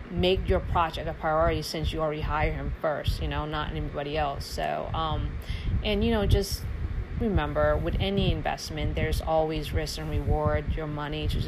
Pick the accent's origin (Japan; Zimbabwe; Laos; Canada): Laos; now in Charlotte, United States; I am a refugee from Laos, it's a small small country next to Thailand, Vietnam, and Cambodia.